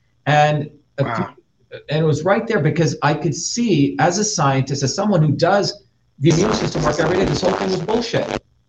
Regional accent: New Jersey, United States; I'm from Jersey

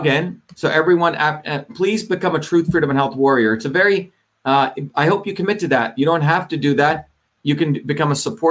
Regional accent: New Jersey, United States; moved away; also born or lived in Hollywood; I grew up in New Jersey

